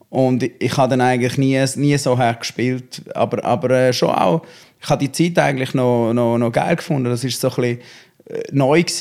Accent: Schaffhausen, Switzerland; born there; also born or lived in Zurich; Ja, es ist eigentlich, es ist Kanton, also ich bin in Schaffhausen geboren. Ja. Ich bin dort auf die Welt gekommen und äh, einmal noch kurz zu Zürich gewohnt. Und jetzt bin ich wieder ähm, in die Region zurück.

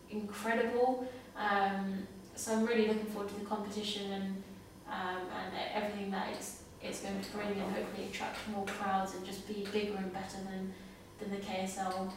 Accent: London, United Kingdom; coming back to my hometown

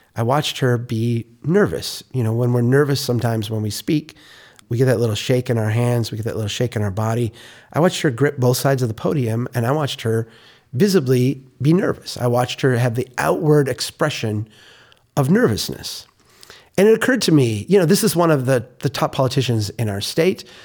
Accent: Minnesota, United States; I am a Minnesotan

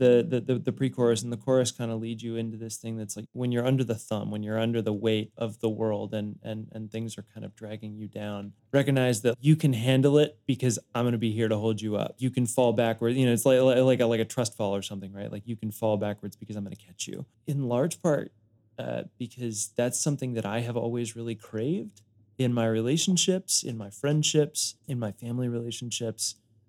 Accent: Denver, Colorado, United States; now in Nashville, United States; I came from Denver and I would go back to Denver probably 3, 4, 5 times a year to play shows and kind of reconnect with my fan base and friends there.

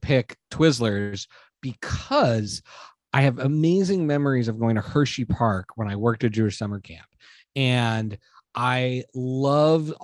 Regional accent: Montreal, Quebec, Canada; I grew up in Canada

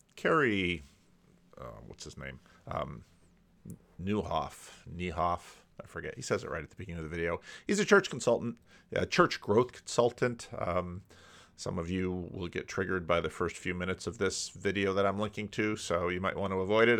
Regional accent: Paterson, New Jersey, United States; born or raised there; moved away as an adult; also born or lived in Grand Rapids, Michigan / Dominican Republic / Sacramento, California

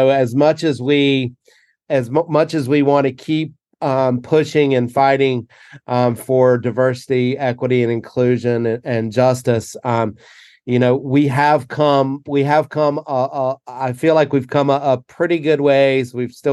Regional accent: the South, United States; growing up in the South

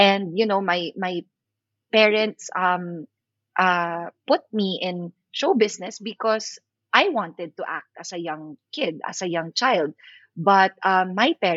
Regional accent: Philippines; I'm an actor from the Philippines.

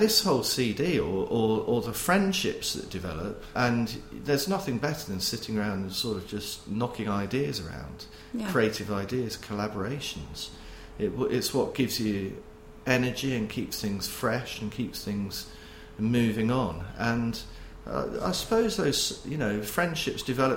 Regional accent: Poole, South West England, United Kingdom; moved away as an adult; also born or lived in Manchester; I was born and brought up in the Poole, Bournemouth area, south coast of England

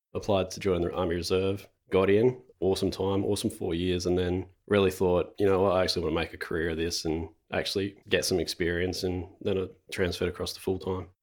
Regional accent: Renmark, South Australia, Australia; now in Adelaide, Australia; I grew up in Renmark, which is a small country town about two hundred and fifty kilometres northeast of Adelaide

